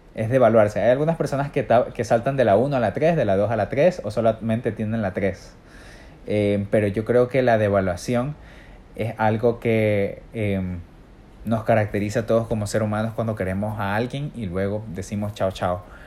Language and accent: Spanish; Ecuador; soy un ecuatoriano